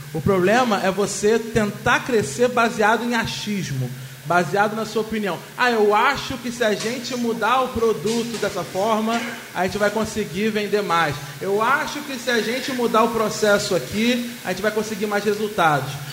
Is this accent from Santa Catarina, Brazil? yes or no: no; Rio de Janeiro, Brazil; eu sou carioca